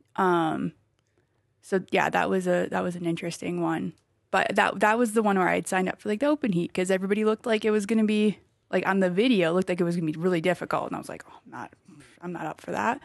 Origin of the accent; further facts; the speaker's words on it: Wisconsin, United States; now in Colorado Springs, United States; I'm from Wisconsin